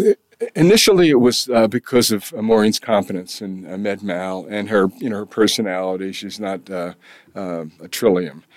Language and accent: English; Kingston, New York, United States; also born or lived in California / Washington, D.C. / Albany / Springfield, Massachusetts; my hometown